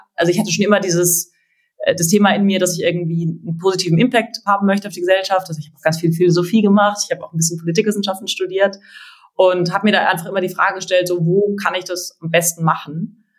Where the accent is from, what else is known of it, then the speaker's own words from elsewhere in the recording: Freiburg, Baden-Württemberg, Germany; also born or lived in Berlin; now in Munich, Germany; ich komme aus Freiburg, meine Familie sind alle Ärzte